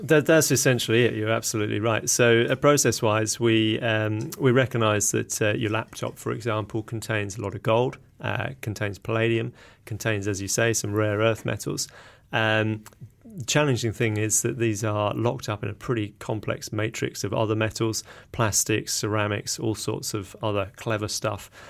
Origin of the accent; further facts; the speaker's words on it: England, United Kingdom; accent: English; moved away as an adult; now in Auckland, New Zealand; you can probably tell by my accent, I'm, I'm English originally.